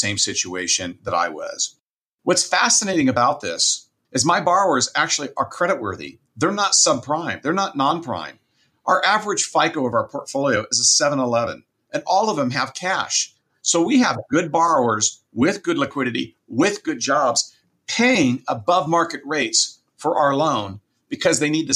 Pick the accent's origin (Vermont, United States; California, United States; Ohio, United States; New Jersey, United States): California, United States; Southern; now in Fresno, United States; I grew up in Southern California and then came up to Fresno, California, which is where I reside now